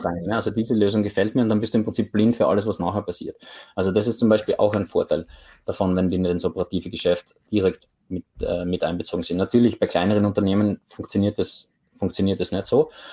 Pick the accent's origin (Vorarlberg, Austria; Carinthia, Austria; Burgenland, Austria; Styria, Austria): Styria, Austria; Graz; moved away as an adult; now in Oslo, Norway; aus meiner Heimatstadt in, in Graz, in Österreich